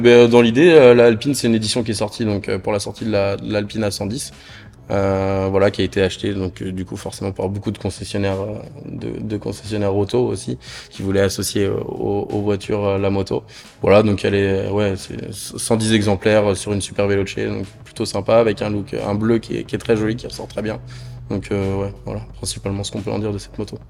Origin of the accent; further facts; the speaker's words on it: the North, France; moved away as an adult; now in Toulouse, France; je suis originaire du Nord moi de base